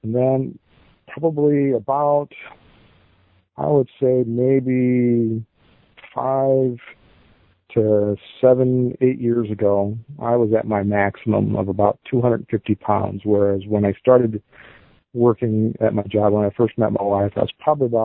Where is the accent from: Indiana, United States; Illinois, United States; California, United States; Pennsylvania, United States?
Illinois, United States; Dixon; I'm from Dixon, Illinois